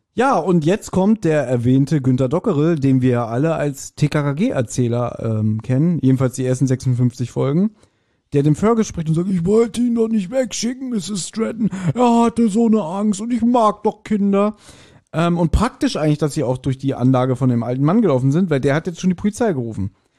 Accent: Berlin, Germany; Wir als, als Berliner haben zudem auch eine ganz andere Bindung.

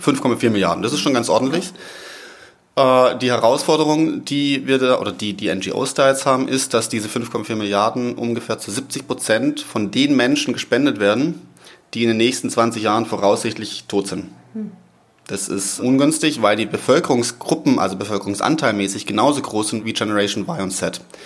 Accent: Southern Germany, Germany; accent: southern; now in Cologne, Germany; vom Background her komme ich aus dem Süden, das wird man wahrscheinlich immer wieder mal zwischendurch hören

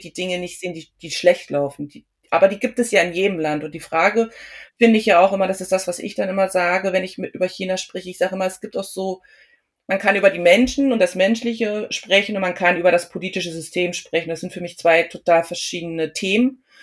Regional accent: Germany; mein Mann und ich, wir sind beide Deutsche

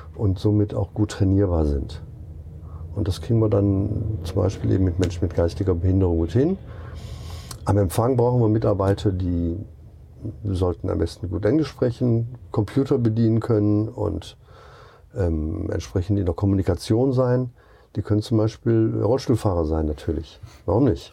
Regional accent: Duisburg, North Rhine-Westphalia, Germany; also born or lived in Rostock / Lake Constance; now in Gaienhofen, Germany; Ursprünglich komme ich aus Duisburg

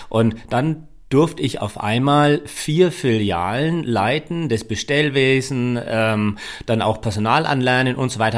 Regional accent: Bavaria, Germany; Ich bin eher ja, klassischer Franke

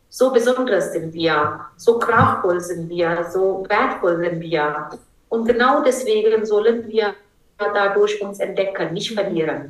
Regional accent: India; German is a second language; now in Germany; ich bin Inderin

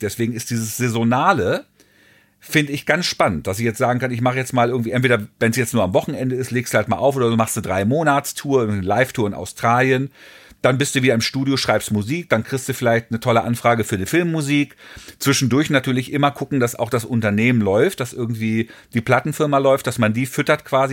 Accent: Hagen, North Rhine-Westphalia, Germany; Ich bin dann 66 in Deutschland geboren und ähm, habe dann Fast Forward, Fast Forward natürlich irgendwie auch dann Schule und Abi und Gymnasium

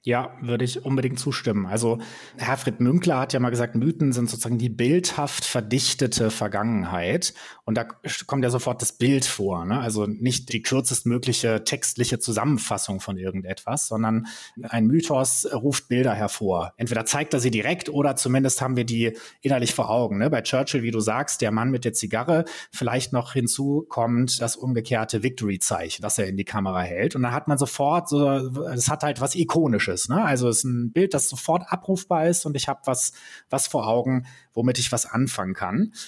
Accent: Germany; als Deutsche

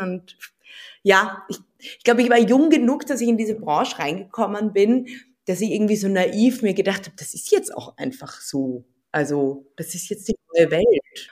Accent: Vienna, Austria; also born or lived in Berlin; ich bin Wienerin

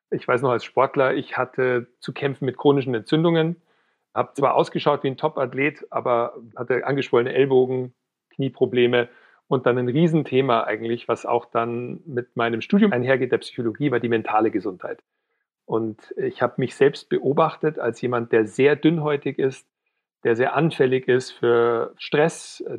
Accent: Weilheim, Bavaria, Germany; now in Munich, Germany; ich komme ursprünglich aus Weilheim in Oberbayern, wohne mittlerweile in München

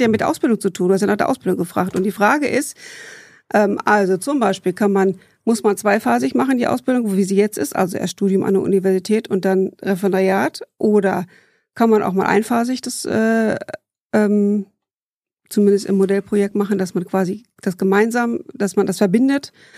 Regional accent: Bielefeld, North Rhine-Westphalia, Germany; also born or lived in Heidelberg / Dortmund; Aufgewachsen bin ich äh, in Bielefeld

